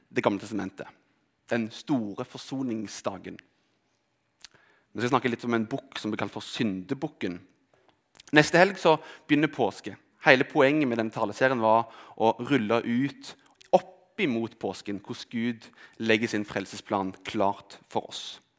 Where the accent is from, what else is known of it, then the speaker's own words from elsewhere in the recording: Rogaland, Norway; also born or lived in Telemark; Kanskje er det fordi vi flytta fra Telemark til Rogaland.